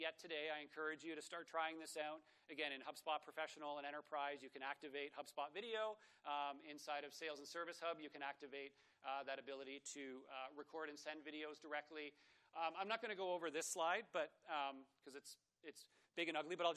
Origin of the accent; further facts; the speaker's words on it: Toronto, Ontario, Canada; I'm from Toronto